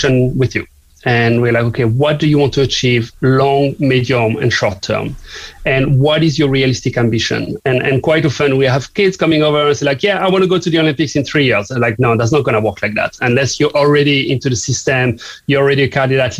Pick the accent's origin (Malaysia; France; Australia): France; southern France; English is a second language; now in Cork, Ireland; as you may guess from my accent, I'm not from here, from Cork. I'm from the south of France